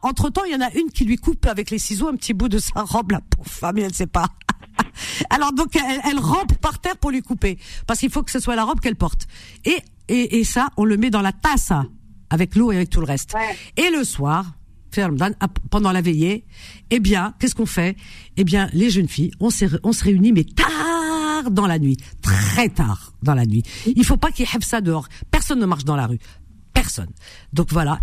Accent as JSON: {"language": "French", "country": "France", "tie": "born or raised there", "said": "j'ai grandi en France"}